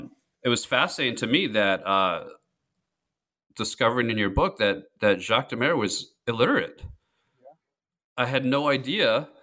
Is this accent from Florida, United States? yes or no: no; New York, United States; I grew up on Long Island. I was an Islanders fan.